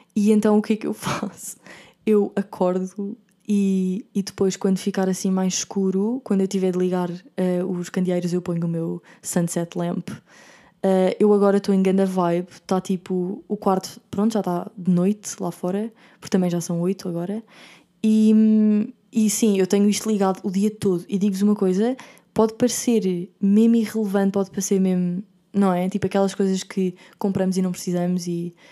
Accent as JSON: {"language": "Portuguese", "country": "Portugal", "moved": "as an adult", "said": "como portuguesa"}